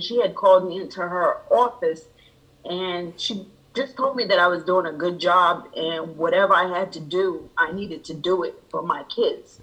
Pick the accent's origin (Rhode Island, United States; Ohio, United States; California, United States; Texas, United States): Rhode Island, United States; moved away as an adult; now in Georgia, United States; I am originally from Rhode Island